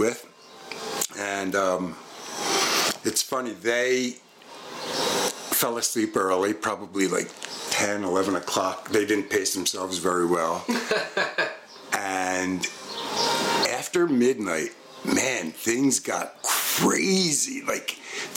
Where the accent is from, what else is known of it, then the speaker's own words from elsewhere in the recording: Collegeville, Pennsylvania, United States; where are you from? And I'd say, Collegeville